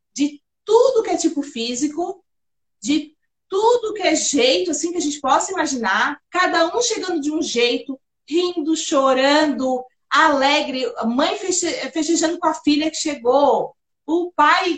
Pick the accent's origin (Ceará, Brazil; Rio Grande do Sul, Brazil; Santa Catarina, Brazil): Santa Catarina, Brazil; Florianópolis; Eu nasci, eu, eu sou do Morro da Caixa